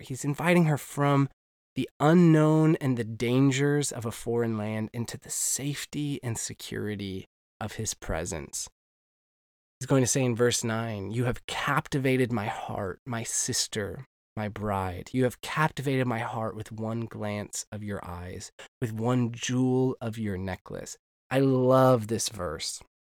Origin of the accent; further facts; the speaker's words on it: United States; moved away as an adult; now in Northern Ireland, United Kingdom; as an American